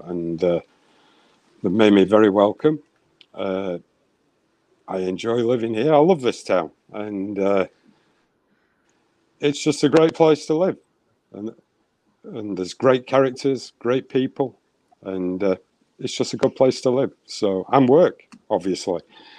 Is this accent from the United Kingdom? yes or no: yes; England, United Kingdom; moved away as an adult; now in Northern Minnesota, United States; I'm from the United Kingdom. I'm from England. And when I came here, I've been here 20 years.